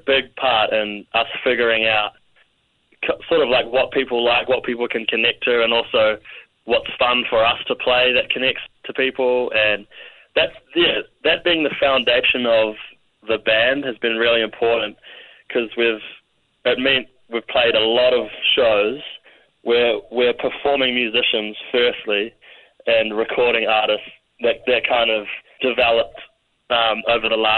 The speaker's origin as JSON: {"language": "English", "country": "New Zealand"}